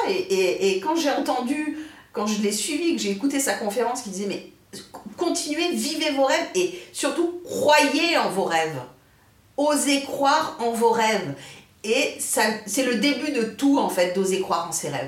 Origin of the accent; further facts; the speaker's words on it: France; on est né en France. Nous, on est français